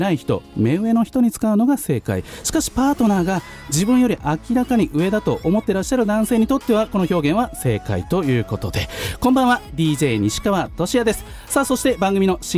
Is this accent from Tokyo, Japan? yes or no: yes; Tachikawa, Tokyo, Japan; 私立川出身なんですけれど